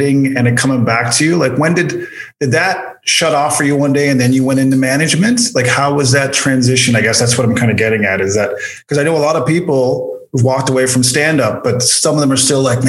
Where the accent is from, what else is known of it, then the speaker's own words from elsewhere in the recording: Canada; as a Canadian, because it's just so different up here